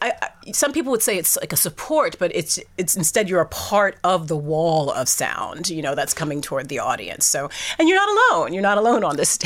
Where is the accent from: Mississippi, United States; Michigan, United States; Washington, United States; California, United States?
California, United States; Fresno; a kid growing up in Fresno, California